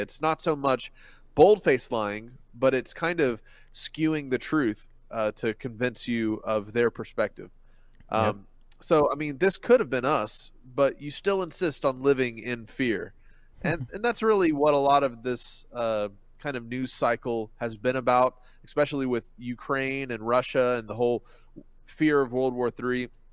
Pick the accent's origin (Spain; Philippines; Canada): Philippines; moved away; I grew up in the Philippines